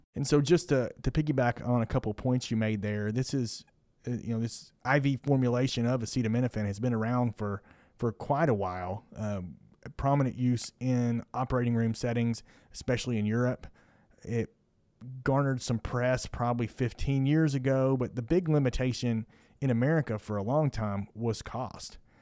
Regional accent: Kentucky, United States; also born or lived in Indiana; now in Houston, United States; I'm from Kentucky

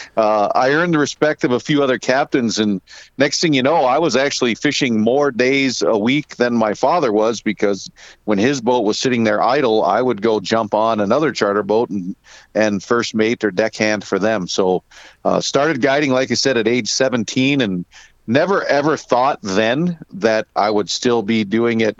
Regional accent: Diamond, Ohio, United States; I'm born and raised in Northeast Ohio, a little town called Diamond, Ohio.

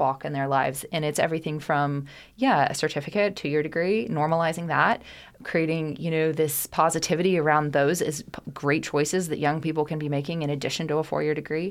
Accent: Kentucky, United States; my home state, and I couldn't be more proud to be a Kentuckian

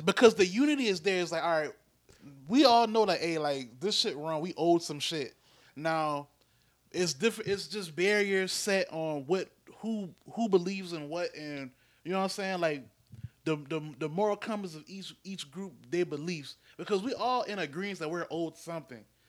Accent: United States; as American, Black Americans

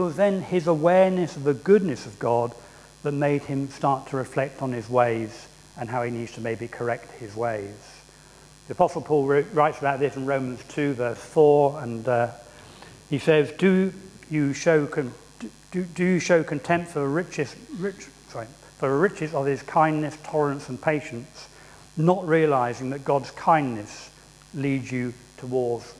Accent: England, United Kingdom; as English people, and I'm the stereotypical English person

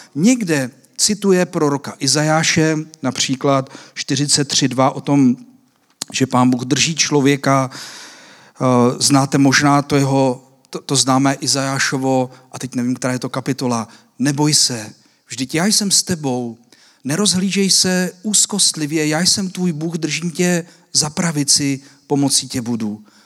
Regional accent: Czechia; nás Češích

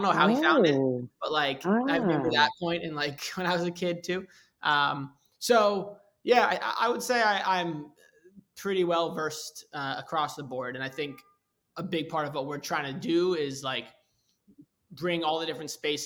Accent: New York, United States; I grew up in New York

